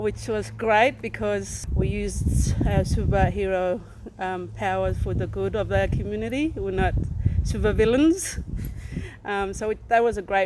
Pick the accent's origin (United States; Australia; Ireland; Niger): Australia; Pipalyatjara, APY Lands, South Australia; I come from Pibilajara on the APY lands